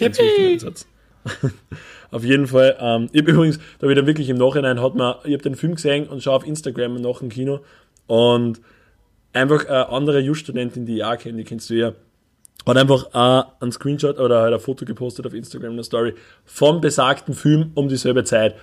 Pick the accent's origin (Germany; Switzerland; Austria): Austria; Upper Austria; wir als, als, als Oberösterreicher, die in einer von den ödesten Städten in Österreich wohnen